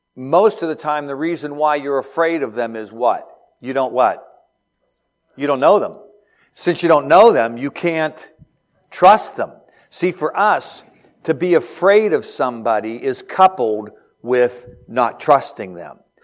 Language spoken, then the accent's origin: English; Beaver Falls, Pennsylvania, United States; I'm from Beaver Falls, Pennsylvania, hometown of Joe Namath